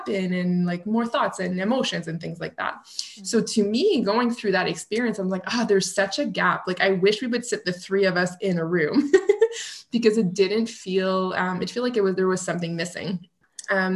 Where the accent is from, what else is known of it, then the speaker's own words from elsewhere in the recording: Canada; accent: French Canadian; now in Ottawa, Canada; I'm a French Canadian, so you may hear it through my accent